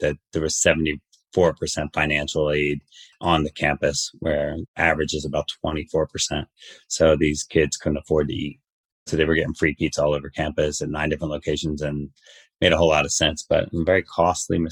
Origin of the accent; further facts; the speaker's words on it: New Jersey, United States; I am from Jersey